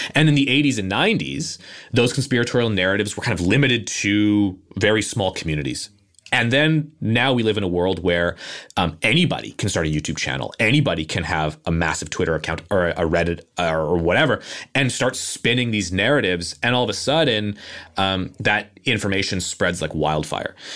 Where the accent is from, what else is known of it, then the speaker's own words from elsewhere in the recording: Canada; I'm a Canadian